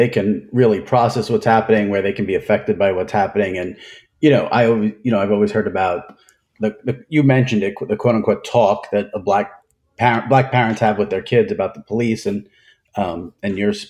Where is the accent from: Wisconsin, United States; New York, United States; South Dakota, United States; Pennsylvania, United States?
New York, United States; Long Island; I grew up on Long Island, mostly white.